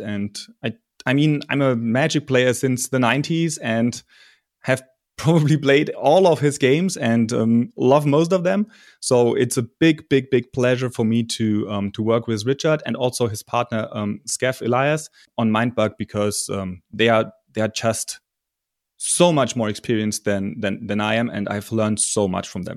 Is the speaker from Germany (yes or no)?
yes; Germany; I'm from Germany